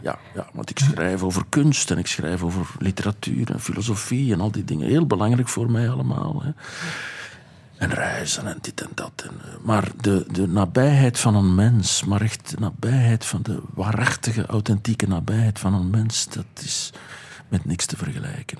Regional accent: Boom, Flanders, Belgium; Ik kom uit Boom, uit Ruppelstreek, een gedepriveerde streek

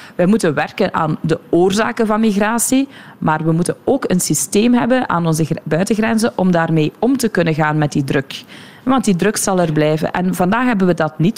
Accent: Sint-Gillis-Waas, Flanders, Belgium; We zitten hier nu in De Klingen, dat is mijn geboortedorp. Mijn ouders wonen hier nog

